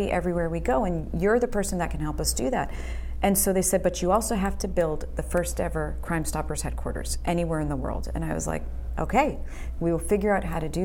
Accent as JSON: {"language": "English", "town": "Boston", "region": "Massachusetts", "country": "United States", "tie": "born or raised there", "moved": "as an adult", "lives_now": "Houston, United States", "said": "I'm originally born and raised in Boston"}